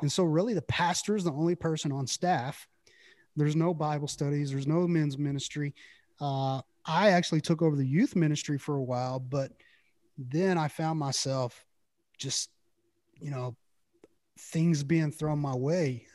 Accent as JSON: {"language": "English", "town": "Brownwood", "region": "Texas", "country": "United States", "tie": "born or raised there", "also_born_or_lived": "Early", "said": "I grew up in a little town called Brownwood"}